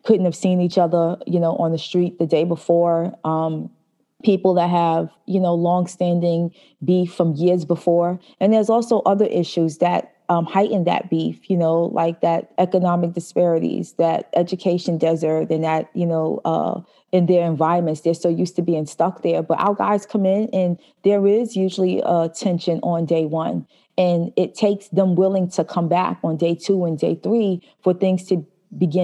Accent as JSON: {"language": "English", "town": "New York City", "region": "New York", "country": "United States", "tie": "born or raised there", "also_born_or_lived": "Albany, New York", "said": "I grew up in Brooklyn, New York"}